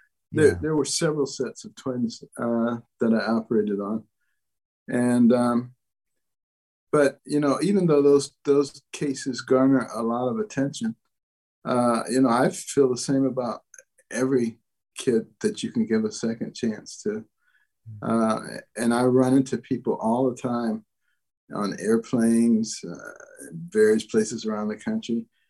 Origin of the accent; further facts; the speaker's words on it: Detroit, Michigan, United States; also born or lived in Boston / New Haven / Ann Arbor; I grew up in Detroit and Boston and New Haven and Ann Arbor and worked in Baltimore, all very liberal places.